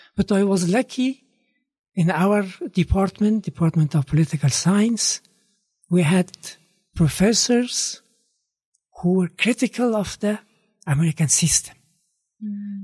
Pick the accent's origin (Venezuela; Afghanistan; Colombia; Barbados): Afghanistan; Kabul; moved away as an adult; also born or lived in Hawaii, United States / Peshawar, Pakistan; now in New Zealand; I was born in Kabul